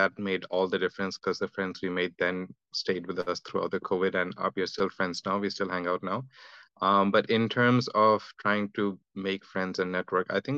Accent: Delhi, India; moved away as an adult; also born or lived in Durgapur, India; now in Australia; I'm from India. My parents settled in Delhi, so that's where I grew up.

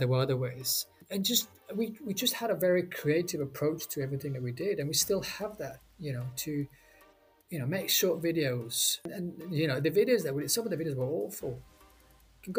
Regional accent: Bergen, Vestland, Norway; moved away; my hometown back in Norway, Bergen

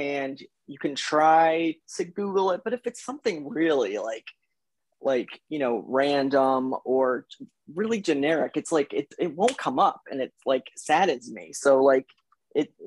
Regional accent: Connecticut, United States; I am from Connecticut

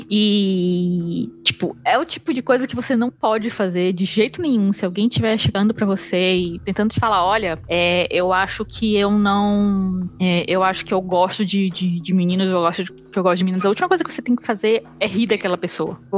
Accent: Manaus, Amazonas, Brazil; moved away; also born or lived in Brasília; eu mudei de Manaus para Brasília. E em Brasília, eu cheguei a sofrer um, umas microagressões xenofóbicas, sabe?

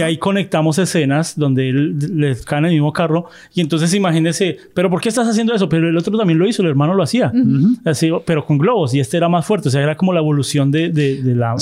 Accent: Colombia; accent: colombiano no paisa; yo soy de Colombia, nosotros no usamos la palabra güero

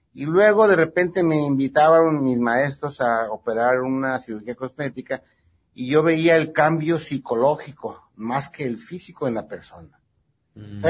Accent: Ensenada, Baja California, Mexico; also born or lived in Ciudad Obregón, Sonora / Guadalajara / Mexico City; now in Tijuana, Mexico; soy nacido en Ciudad Obregón, Sonora. Me crié en Ensenada. Ya mi mayor parte de mi vida es en Tijuana. Yo me siento tijuanense.

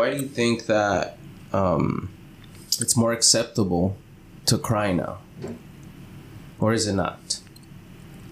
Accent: Los Angeles, California, United States; also born or lived in Stanislaus County, California; I'm L.A. born, you know. I mean, not really L.A. born, but L.A. raised. I was born up in Stanislaus, California

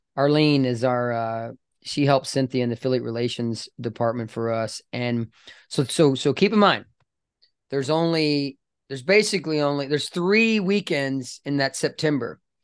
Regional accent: British Columbia, Canada; now in Dallas, United States; I'm a dual citizen. I was born in British Columbia.

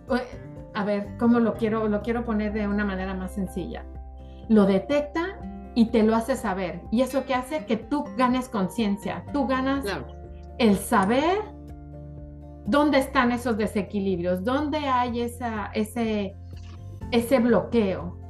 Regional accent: Mexico; also born or lived in South Florida, United States; now in Florida, United States; soy mexicana, eh, estoy radicando en Miami, Florida

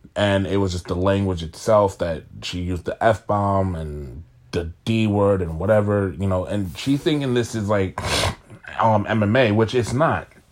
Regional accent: New York City, New York, United States; I'm from Staten Island

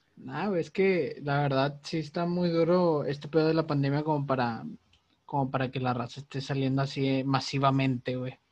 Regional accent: Monterrey, Nuevo León, Mexico; somos regios

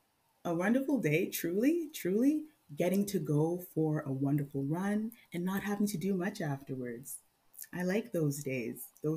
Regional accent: Mississauga, Ontario, Canada; now in Barrie, Canada; I grew up in Mississauga

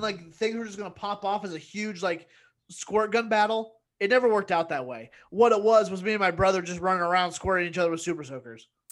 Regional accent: Indiana, United States; growing up in Indiana as, as a white kid

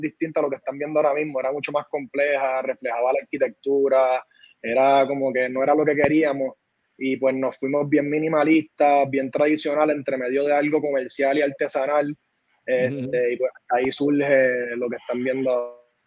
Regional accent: San Juan, Puerto Rico; moved away; also born or lived in North Carolina; somos de Santurce

